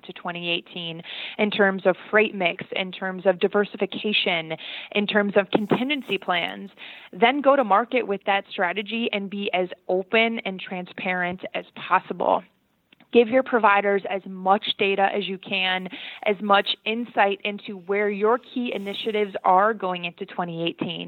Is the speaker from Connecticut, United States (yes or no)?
no; Michigan, United States; moved away; I'm from Michigan originally